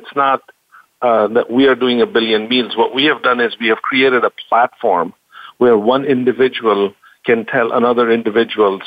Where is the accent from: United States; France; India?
India; moved away; I grew up in India